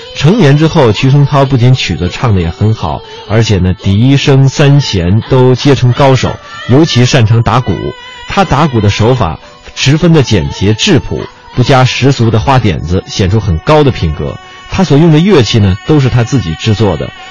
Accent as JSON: {"language": "Chinese", "country": "China", "said": "我们中国人"}